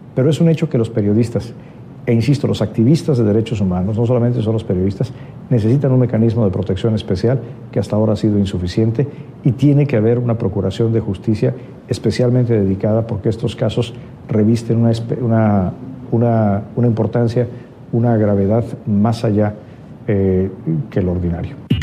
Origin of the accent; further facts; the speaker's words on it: Mexico; yo como mexicano